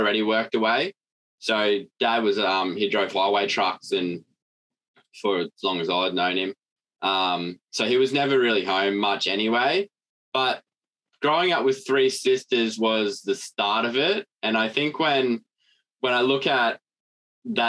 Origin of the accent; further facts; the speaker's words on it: Mackay, Queensland, Australia; I grew up in Farley in Mackay in Queensland